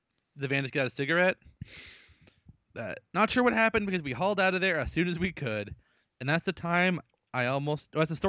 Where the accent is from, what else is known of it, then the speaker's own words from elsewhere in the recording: Arkansas, United States; Happened literally minutes ago in my home state of Arkansas.